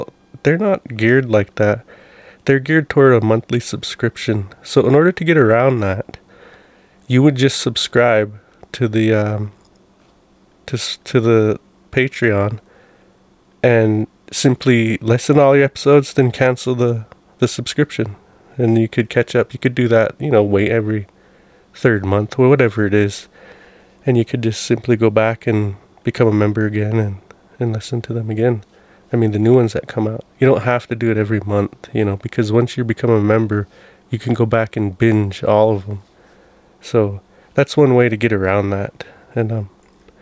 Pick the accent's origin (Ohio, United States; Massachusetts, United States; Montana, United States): Montana, United States; Browning; one of the houses we grew up in Browning